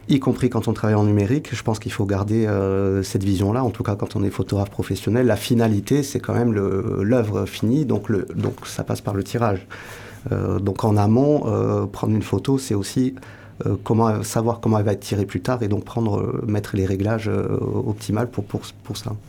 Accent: Pau, Nouvelle-Aquitaine, France; moved away as an adult; also born or lived in Toulouse; now in Hossegor, France; je suis né à Pau, pas loin d'ici. Ah oui euh, J'ai grandi à Pau

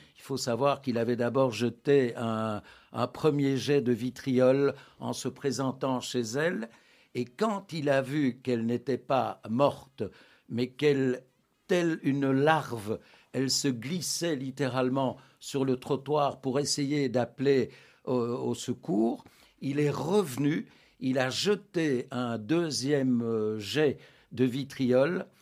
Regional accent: Anderlecht, Brussels-Capital Region, Belgium; mon enfance se déroule à Anderlecht à l'ombre du, parc Astrid

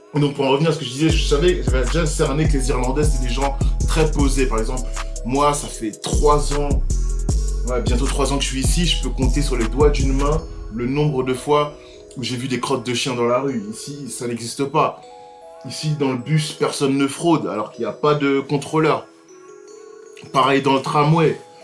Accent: Sarcelles, Île-de-France, France; moved away as an adult; j'ai grandi à Sarcelles, qui est une ville les plus cosmopolites de France

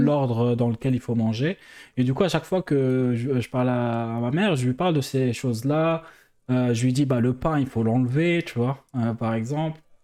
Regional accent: Algeria; now in France; en tant qu'Algérien

